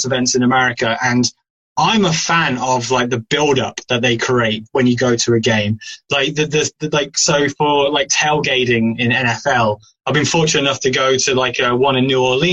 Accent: United Kingdom; I'm British

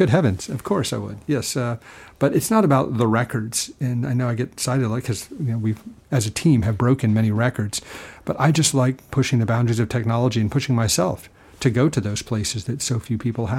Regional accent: Texas, United States; Oh, well, I think there's something to being a Texan.

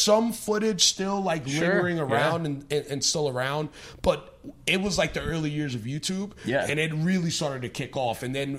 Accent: New York City, New York, United States; I grew up in New York City

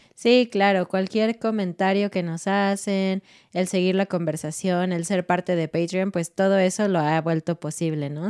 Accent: Mexico City, Mexico; moved away as an adult; now in Querétaro, Mexico; Somos de Ciudad de México, vivimos en Querétaro, pero nuestro corazón es un corazón chilango. Hemos, nacimos ahí, crecimos ahí, nos casamos ahí, todo en Ciudad de México.

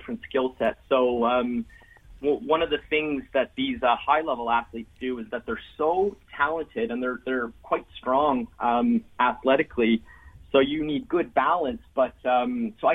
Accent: Ottawa, Ontario, Canada; I actually grew up most of my life in Ottawa

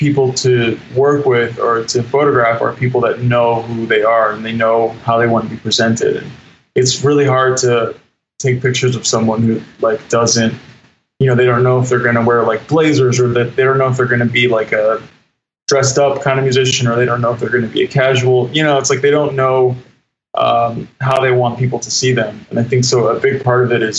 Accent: D.C., Virginia, United States; I'm from Virginia, right outside of Washington, D.C., and I grew up just loving music

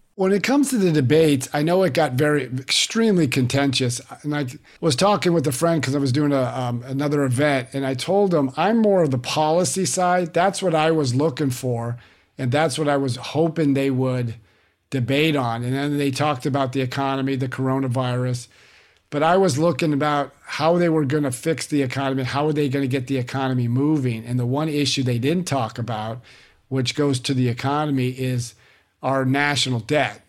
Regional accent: California, United States; moved away; I was born and raised there

